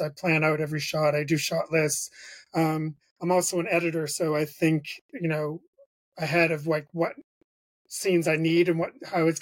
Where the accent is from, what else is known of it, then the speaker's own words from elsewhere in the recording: Bangor, Maine, United States; moved away; also born or lived in Rhode Island; I grew up in Bangor, Maine, and so I was very isolated.